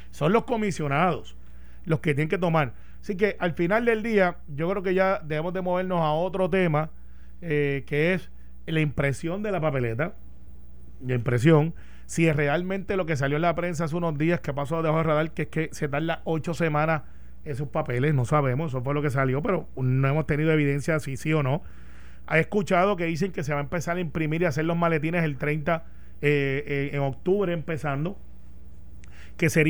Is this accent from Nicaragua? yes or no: no; Puerto Rico; Como buen puertorriqueño.